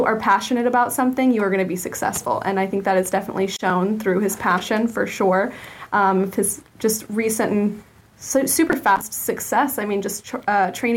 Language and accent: English; Williston, Florida, United States; I grew up in Williston, Florida, born and raised, and left for college